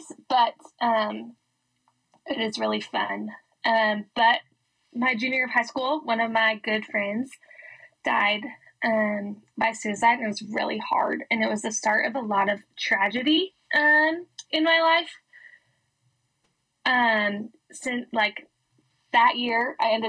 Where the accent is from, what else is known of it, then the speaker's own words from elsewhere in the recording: Denver, Colorado, United States; I am from Denver, Colorado, and I grew up in a Christian home